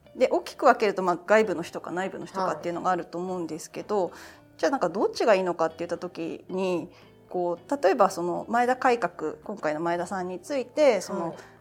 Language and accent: Japanese; Kanagawa, Japan; 神奈川県出身です